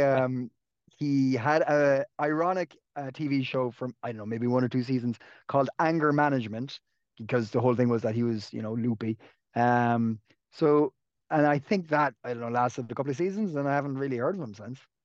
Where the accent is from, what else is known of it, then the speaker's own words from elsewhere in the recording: Clonakilty, Munster, Ireland; now in Dublin, Ireland; You've come down to my, my hometown a few times, uh, Clonakilty